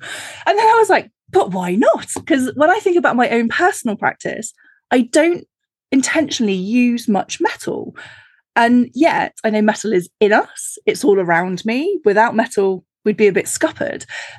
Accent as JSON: {"language": "English", "country": "United Kingdom", "said": "for me being a Brit"}